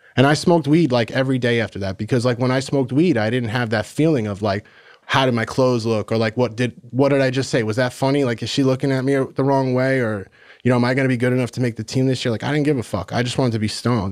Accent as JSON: {"language": "English", "town": "Massapequa Park", "region": "New York", "country": "United States", "tie": "born or raised there", "said": "I grew up in, in Long Island, New York, in Massapequa Park."}